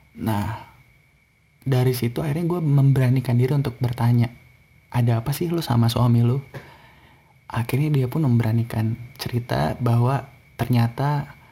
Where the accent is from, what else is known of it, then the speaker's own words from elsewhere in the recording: Bandung, West Java, Indonesia; moved away as an adult; now in Jakarta, Indonesia; gue ini dari Bandung